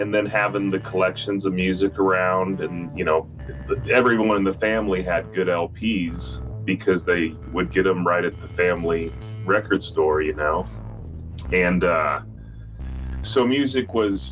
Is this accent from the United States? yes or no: yes; Kearney, Nebraska, United States; also born or lived in Grand Island, Nebraska; now in Lincoln, United States; My uncle Dusty, he owned a record store when I grew up in Kearney, Nebraska, and in Grand Island, Nebraska.